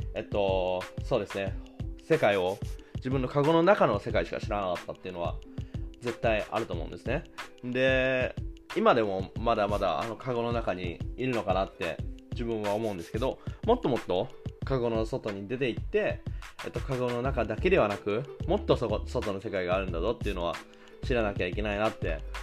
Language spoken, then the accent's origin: Japanese; Japan; moved away as an adult; now in Germany; 生まれ育った日本を出て